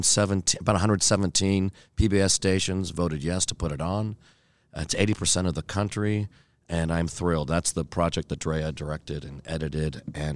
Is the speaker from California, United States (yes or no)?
yes; Sierra Madre, California, United States; back in my hometown of Sierra Madre, California.